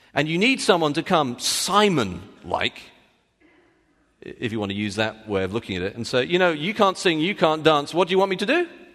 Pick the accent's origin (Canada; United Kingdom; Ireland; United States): United Kingdom; I'm British